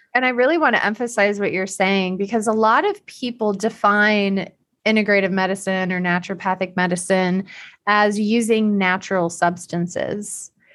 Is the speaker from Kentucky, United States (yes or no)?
no; Iowa, United States; moved away as an adult; also born or lived in Illinois; I'm from Iowa.